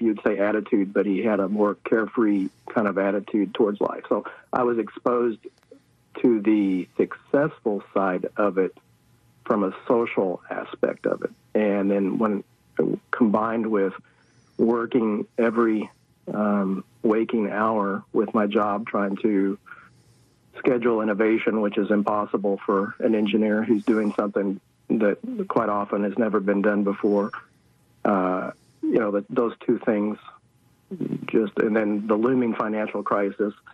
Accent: Marshall, Missouri, United States; moved away; also born or lived in Kansas City / Austin; I started out in a farming community in Marshall, Missouri.

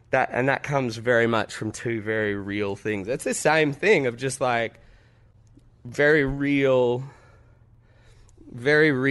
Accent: Adelaide, South Australia, Australia; I'm from Adelaide. Why aren't you coming to Adelaide?

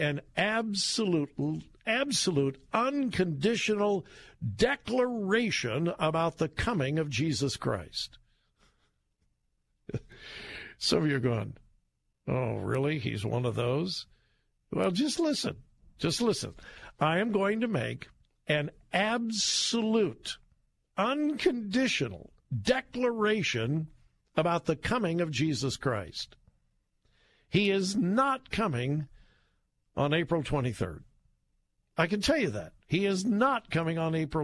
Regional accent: Southern California, United States; now in Columbus, United States; I grew up in Southern California

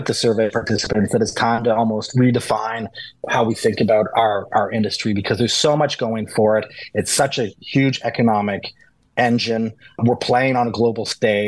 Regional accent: Canada; as a Canadian producer

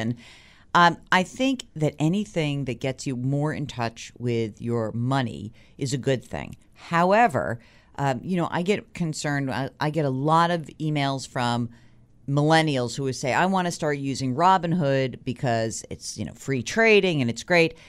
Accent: New York, United States; as a New Yorker

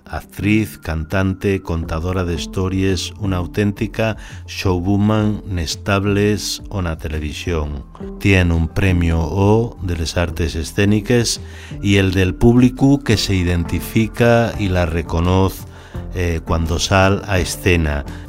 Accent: Sama, Asturias, Spain; que soy de Sama

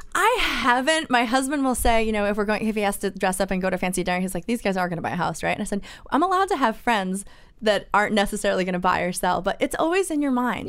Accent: East Coast, United States; now in Orange County, California, United States; I was born and bred on the East Coast

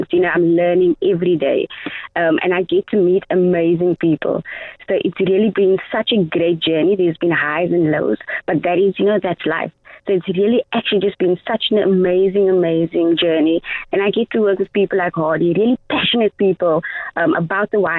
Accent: Cape Town, Western Cape, South Africa; born or raised there

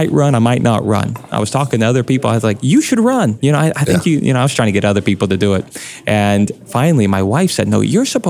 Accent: Tulsa, Oklahoma, United States; I'm an Okie. I was born in Tulsa, raised in Tulsa.

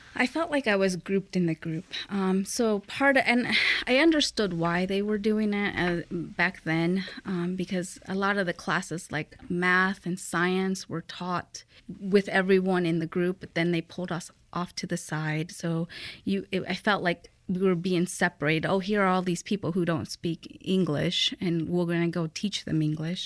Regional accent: Fort Wayne, Indiana, United States; born or raised there; English is a second language; also born or lived in Aguascalientes, Mexico

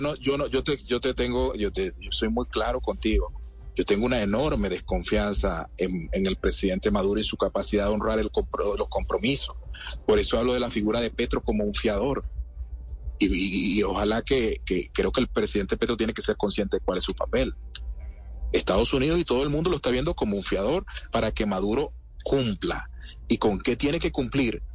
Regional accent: Venezuela; yo como venezolano y dirigente opositor

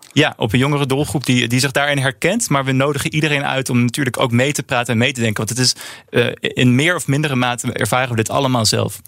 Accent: Netherlands

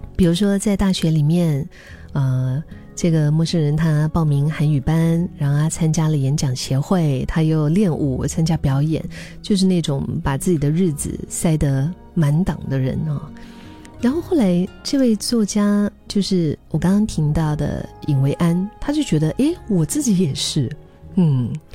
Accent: Dali, Yunnan, China; 我的家乡大理

